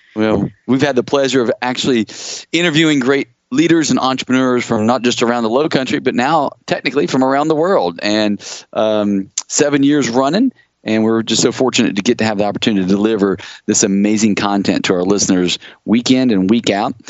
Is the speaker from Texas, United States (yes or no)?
no; Ashland, Kentucky, United States; I grew up in Ashland, Kentucky.